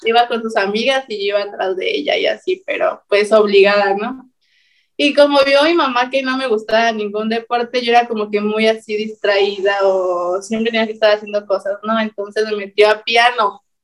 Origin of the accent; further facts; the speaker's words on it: State of Mexico, Mexico; now in Monterrey, Mexico; yo soy del Estado de México